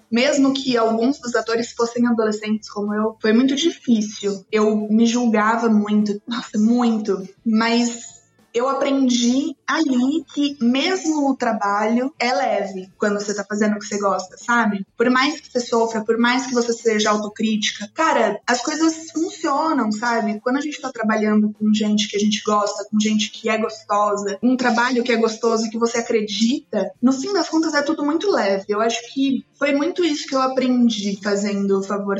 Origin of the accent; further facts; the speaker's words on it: São Paulo, Brazil; also born or lived in Presidente Prudente; Eu nasci aqui em São Paulo mesmo. Daí eu morei aqui em São Paulo minha infância inteira e fui para Presidente Prudente.